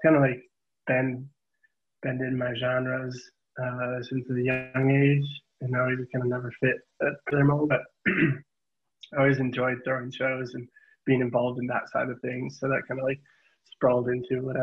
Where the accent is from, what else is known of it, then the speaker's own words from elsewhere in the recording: Fond du Lac, Wisconsin, United States; moved away as an adult; also born or lived in Milwaukee, Wisconsin; now in West Coast, United States; I was born and raised in Fond du Lac, but I grew up in Milwaukee.